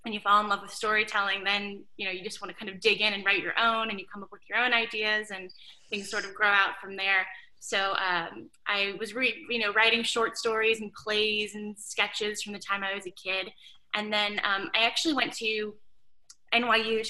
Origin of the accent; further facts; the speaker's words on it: Louisiana, United States; Coming from Louisiana